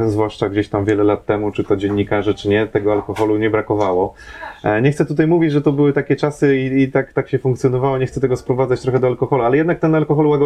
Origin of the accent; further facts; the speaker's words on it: Łódź Voivodeship, Poland; No, ja, ja pochodzę z województwa łódzkiego, no, też za, za, młodego też się jeździło po różnych miejscowościach